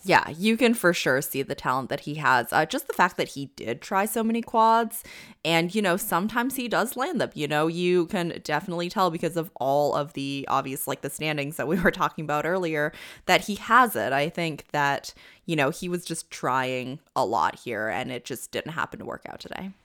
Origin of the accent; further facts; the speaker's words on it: Canada; as a Canadian